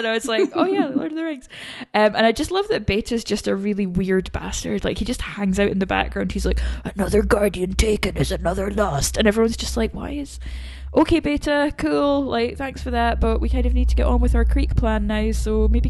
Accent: Vermont, United States; Like, I'm from Vermont, no one cares.

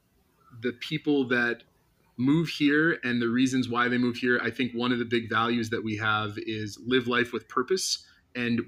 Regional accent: Milwaukee, Wisconsin, United States; moved away as an adult; now in San Diego, United States; I grew up in Milwaukee, Wisconsin

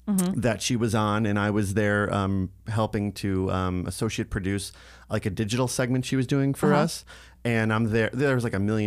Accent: New York, United States; moved away as an adult; now in Los Angeles, United States; we're both from New York

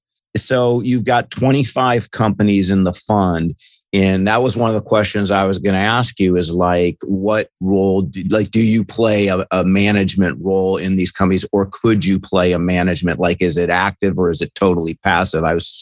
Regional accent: Ohio, United States; now in California, United States; I'm from Ohio.

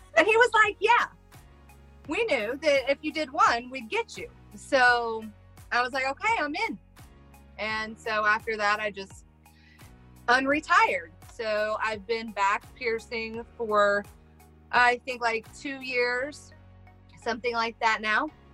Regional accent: Midwest, United States; I'm from the Midwest and we're rednecks and we kind of say stuff wrong around here

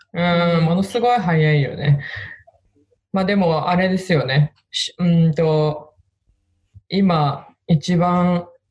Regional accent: Hokkaido, Japan; どさんこ

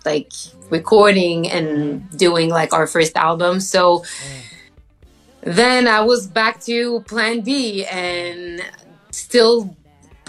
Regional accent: Eastern Townships, Quebec, Canada; I'm from Eastern Township, French Canadian

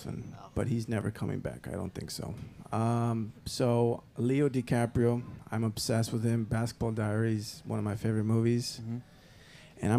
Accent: Costa Rica; moved away as an adult; also born or lived in New York; I'm from Costa Rica, which I don't know if you guys know where it is, but it's a small country in Central America

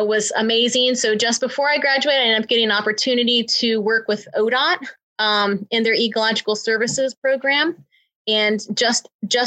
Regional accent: Ohio, United States; Ohio, which is my home state.

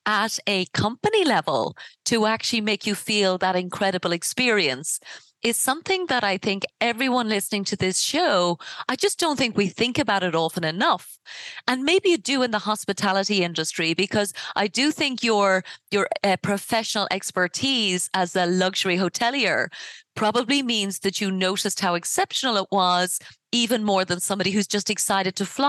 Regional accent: Ireland; I come from Ireland.

